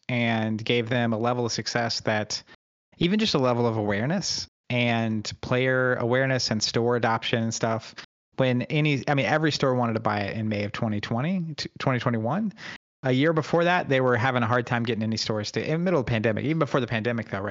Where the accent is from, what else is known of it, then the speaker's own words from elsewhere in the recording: Oklahoma, United States; I grew up in Oklahoma, so Bible belts, and grew up going to church